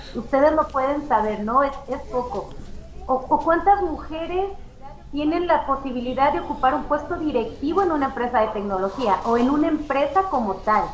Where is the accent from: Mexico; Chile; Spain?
Mexico; Zacatecas; como ciudadanos mexicanos, zacatecanos